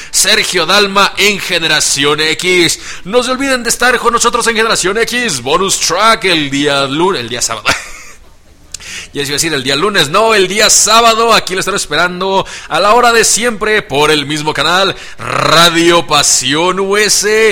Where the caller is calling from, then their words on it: Atlacomulco, State of Mexico, Mexico; Saludos desde Atlacomulco, Estado de México, obviamente en el hermoso país de México, la República Mexicana